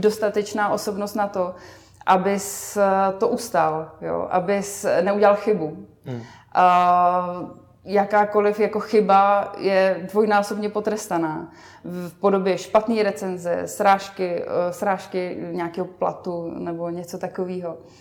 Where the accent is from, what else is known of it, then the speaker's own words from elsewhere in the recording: Vsetín, Zlín Region, Czechia; na Moravě, odkud pocházím ve Vsetíně